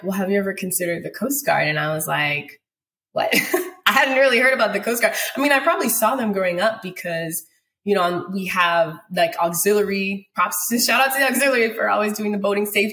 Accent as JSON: {"language": "English", "country": "U.S. Virgin Islands", "tie": "born or raised there", "said": "I'm born and raised in the Virgin Islands"}